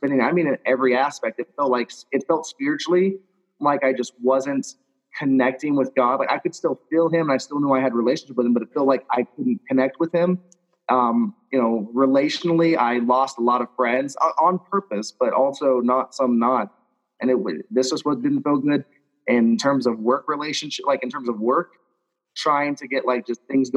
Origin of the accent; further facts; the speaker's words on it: Louisiana, United States; I was raised in Louisiana, so I was raised in the South